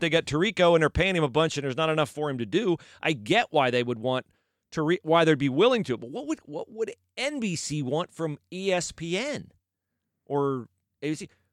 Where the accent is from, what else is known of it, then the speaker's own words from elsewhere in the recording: West Liberty, United States; he's from my hometown.